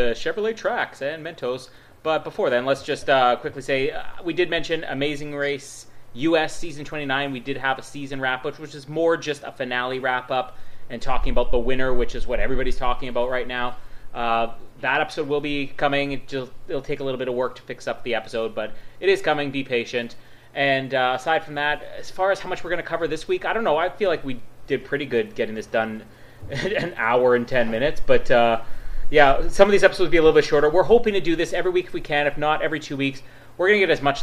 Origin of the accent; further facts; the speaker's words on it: Winnipeg, Manitoba, Canada; that's just my hometown bias here